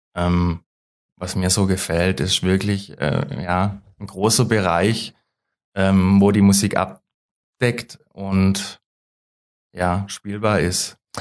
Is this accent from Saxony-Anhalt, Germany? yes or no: no; Löwenstein, Baden-Württemberg, Germany; Ich komme aus Löwenstein